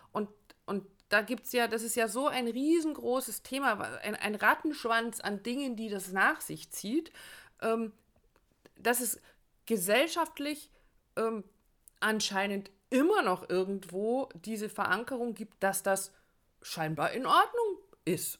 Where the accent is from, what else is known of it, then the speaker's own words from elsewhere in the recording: Germany; bei uns in Deutschland